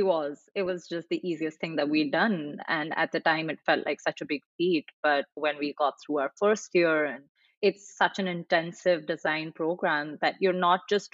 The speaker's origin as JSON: {"language": "English", "town": "New Delhi", "region": "Delhi", "country": "India", "tie": "born or raised there", "moved": "as an adult", "lives_now": "New York City, United States", "said": "I grew up in India, in New Delhi, really, where I went to school and then even went to college"}